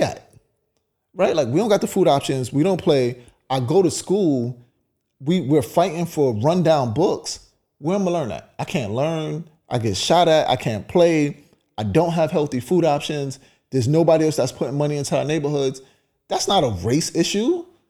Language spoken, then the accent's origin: English; New York City, New York, United States; I grew up in Brownsville.